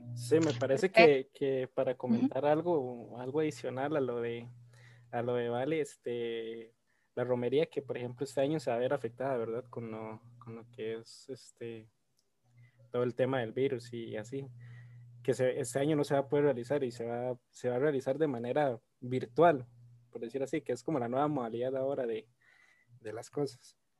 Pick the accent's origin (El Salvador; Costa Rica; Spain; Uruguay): Costa Rica